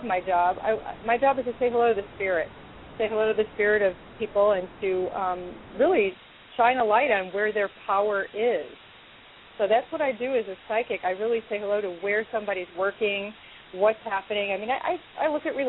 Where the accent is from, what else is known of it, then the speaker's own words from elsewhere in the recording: Chicago, Illinois, United States; moved away as an adult; now in Los Angeles, United States; I was born and raised, as you know, in Chicago